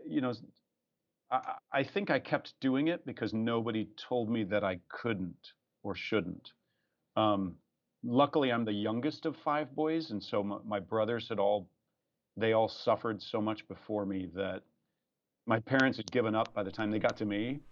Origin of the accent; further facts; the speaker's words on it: Iowa, United States; moved away as an adult; also born or lived in Nebraska; now in Houston, United States; The sweet corn of my hometown. The best thing about my hometown is the sweet corn